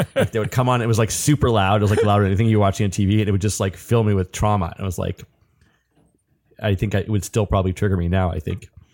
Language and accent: English; Atlanta, Georgia, United States; moved away; I'm from Atlanta